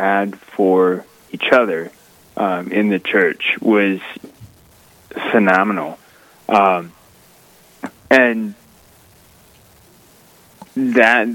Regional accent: Rapid City, South Dakota, United States; also born or lived in Faith, South Dakota; I grew up just outside of Rapid City, out towards the airport

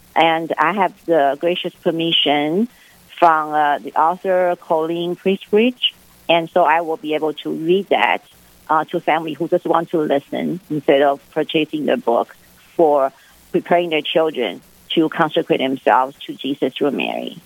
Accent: Taipei, Taiwan; moved away as an adult; also born or lived in Fresno, California / Kansas / Aberdeen; I was born raised in Taipei, uh, which is the capital of Taiwan.

